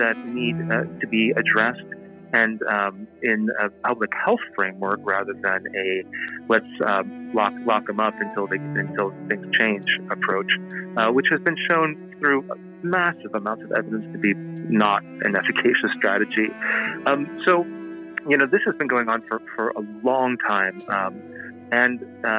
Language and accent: English; Seattle, Washington, United States; my hometown here in Seattle